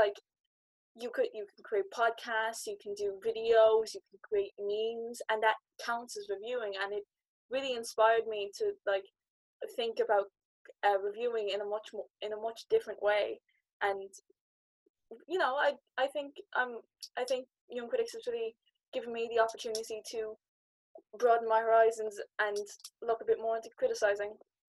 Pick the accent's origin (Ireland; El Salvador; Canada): Ireland; Munster; from Free Radicals Youth Theatre, and I'm currently based in Kerry. I'm going to talk a little bit about, since I'm from Kerry, I'm living in Southwest Kerry, I'm incredibly rural